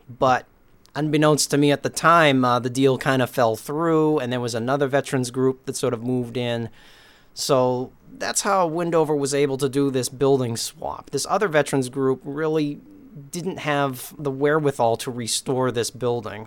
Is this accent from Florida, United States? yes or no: no; Beverly, Massachusetts, United States; also born or lived in Lynn, Massachusetts; I grew up in Beverly, was born in Lynn, but my folks moved to Beverly back in nineteen seventy